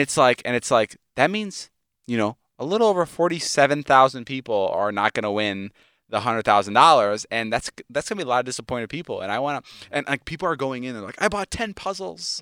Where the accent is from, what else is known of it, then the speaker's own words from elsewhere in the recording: Chicago, Illinois, United States; moved away; I'm from Chicago